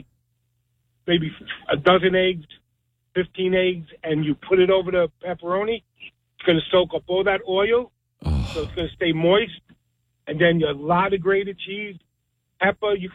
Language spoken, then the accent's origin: English; New York City, New York, United States; now in Princeton, United States; We called it rice stuffing growing up in Brooklyn